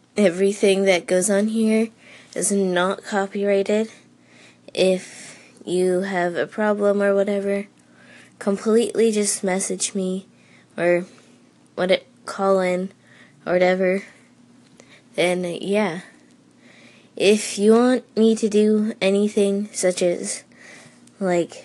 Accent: Vermont, United States; I am from Vermont, a really small town

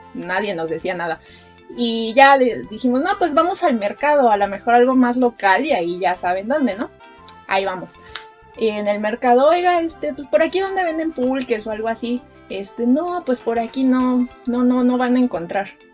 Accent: Mexico City, Mexico; como buenos chilangos que veníamos de allá

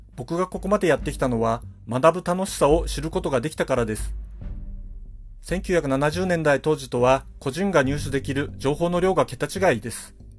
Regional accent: Hokkaido, Japan; どさんこの僕

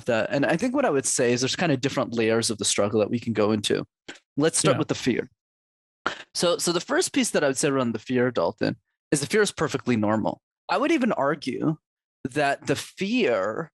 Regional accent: Montreal, Quebec, Canada; I grew up in Montreal

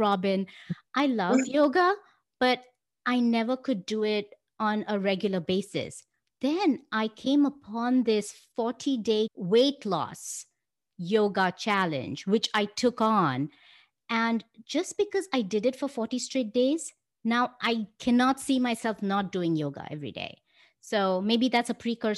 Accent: India; now in United States; I was born and brought up in India

